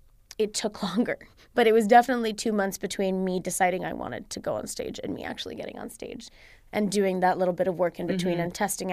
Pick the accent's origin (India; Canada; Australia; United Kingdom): India; It's funny because when I say like, oh, yeah, guys, I'm from India, they're like, stop it. No, you're not. No, you're not really Indian. But then when I say, oh, no, I'm American